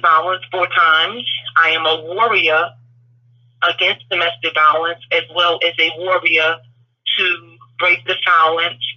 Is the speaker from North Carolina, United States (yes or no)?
yes; North Carolina, United States; also born or lived in Brooklyn, New York / New Jersey; I am originally from Brooklyn, New York, and I relocated as a child to North Carolina